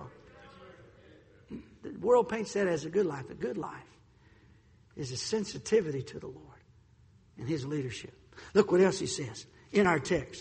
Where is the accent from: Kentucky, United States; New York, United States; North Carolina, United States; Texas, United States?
North Carolina, United States; also born or lived in Chicago; I was born and raised here in North Carolina